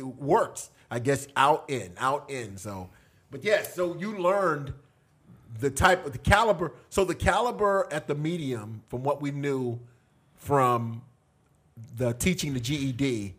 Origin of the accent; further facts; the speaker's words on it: Florida, United States; also born or lived in Texas; I was from Florida